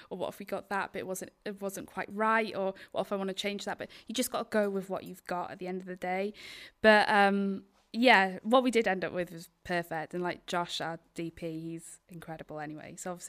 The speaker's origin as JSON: {"language": "English", "region": "Wales", "country": "United Kingdom", "tie": "born or raised there", "said": "Yeah, Isle of Anglesey."}